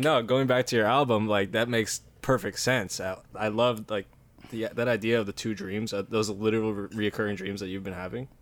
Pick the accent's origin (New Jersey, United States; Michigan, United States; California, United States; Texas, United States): New Jersey, United States; moved away as an adult; also born or lived in New York City; now in Philippines; I grew up in Jersey